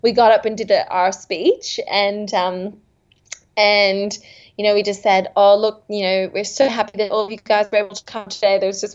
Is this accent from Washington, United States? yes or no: yes; Seattle, Washington, United States; also born or lived in Redlands, Queensland, Australia; now in Thornside, Australia; I'm actually from the United States. I'm from Seattle, Washington.